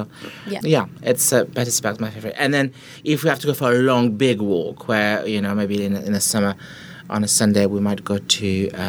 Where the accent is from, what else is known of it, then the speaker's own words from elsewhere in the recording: France; accent: French; English is a second language; moved away as an adult; now in London, United Kingdom; I moved to London when I was 20, so a couple of years ago. 22 years ago. I moved here to learn English. I didn't speak English.